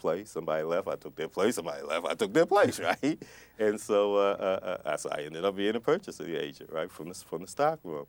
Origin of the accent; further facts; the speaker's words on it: Baltimore, Maryland, United States; moved away as an adult; also born or lived in Atlanta; I'm from Baltimore